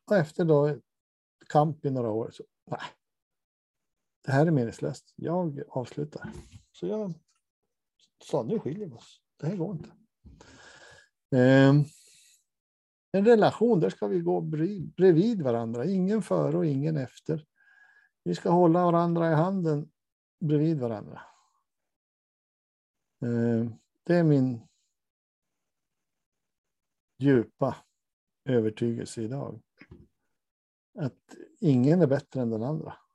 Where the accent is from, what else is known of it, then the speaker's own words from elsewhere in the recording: Norrland, Sweden; Jag är från Norrland som Lars Ekborg sa, jag bits och det står jag för.